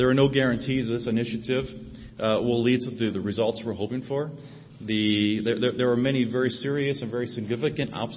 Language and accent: English; St. Marys, Ohio, United States; moved away as an adult; also born or lived in North Carolina / West Asia; I grew up in St. Mary's